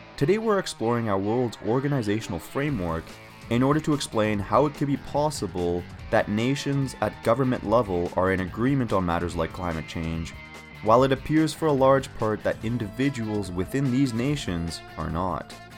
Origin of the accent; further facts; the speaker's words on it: Canada; as a Canadian